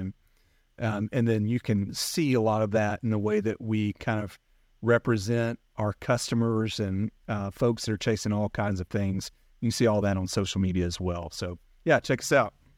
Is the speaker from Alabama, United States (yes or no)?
yes; North Alabama, United States; I grew up in North Alabama